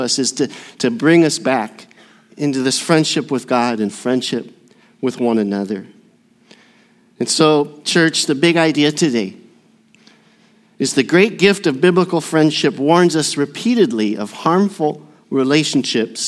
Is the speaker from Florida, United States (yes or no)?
no; Burnsville, Minnesota, United States; also born or lived in Southern California; I was born in Southern California with the little old ladies from Pasadena. But my dad received a call to the frozen tundra of Minnesota, and so we moved to Burnsville, Minnesota